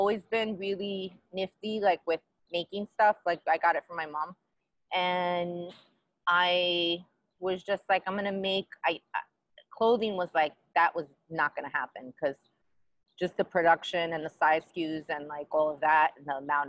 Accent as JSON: {"language": "English", "town": "New York City", "region": "New York", "country": "United States", "tie": "born or raised there", "moved": "as an adult", "lives_now": "Los Angeles, United States", "said": "I grew up in Queens, and I grew up wearing door knockers and bamboos and gold chains."}